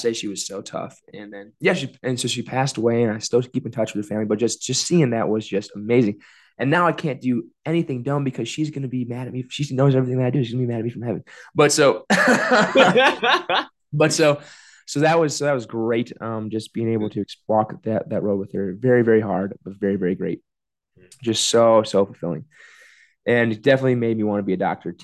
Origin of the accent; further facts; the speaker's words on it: South Bend, Indiana, United States; also born or lived in Bloomington; my hometown in South Bend